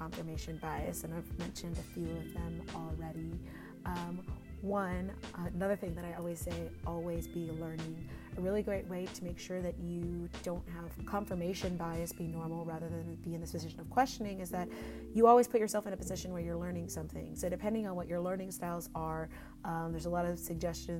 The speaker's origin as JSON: {"language": "English", "region": "Texas", "country": "United States", "moved": "yes", "lives_now": "Bay Area, United States", "said": "We're both from Texas"}